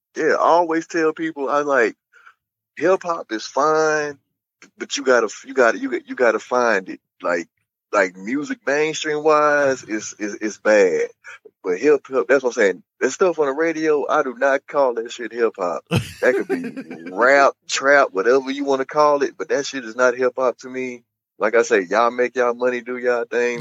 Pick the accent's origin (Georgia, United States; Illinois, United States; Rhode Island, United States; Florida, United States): Illinois, United States; East St. Louis; now in St. Louis, United States; I was born and raised in East St. Louis